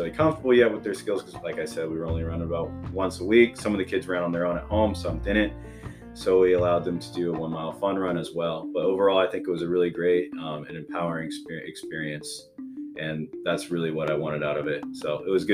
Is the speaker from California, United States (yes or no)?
no; Oklahoma City, Oklahoma, United States; now in Tulsa, United States; I'm not from Tulsa, I'm actually from Oklahoma City